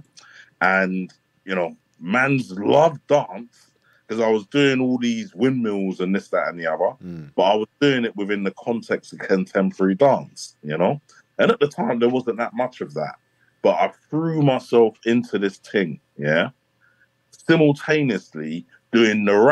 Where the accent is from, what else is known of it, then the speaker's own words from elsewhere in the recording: London, United Kingdom; also born or lived in Islington; originally, I'm from Bow, E3, East London, where a lot of the whole grime thing started coming from